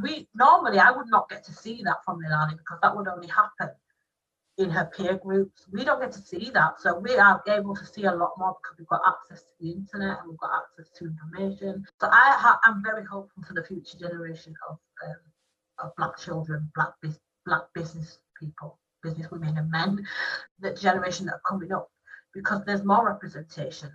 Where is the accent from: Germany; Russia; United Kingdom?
United Kingdom; Black British people